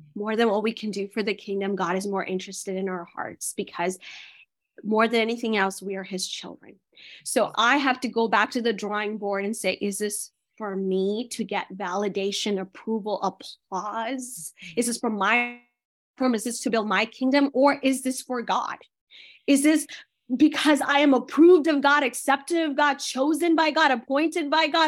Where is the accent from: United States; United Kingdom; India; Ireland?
India; moved away; I was born in India.